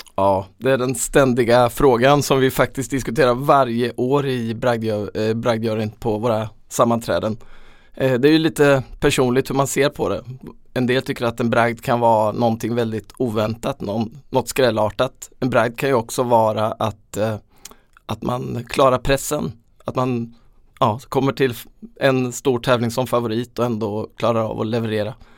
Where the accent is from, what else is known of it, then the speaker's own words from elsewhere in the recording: Småland, Sweden; vi lyssnade på radion hemma i Småland